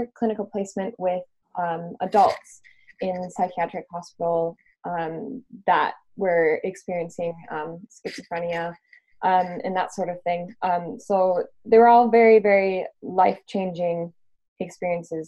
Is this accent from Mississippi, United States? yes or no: no; Minnesota, United States; now in London, United Kingdom; I am London-based, although I'm from Minnesota originally